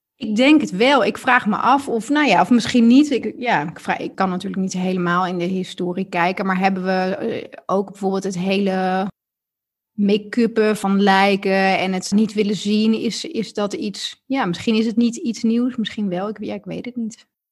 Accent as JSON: {"language": "Dutch", "country": "Netherlands"}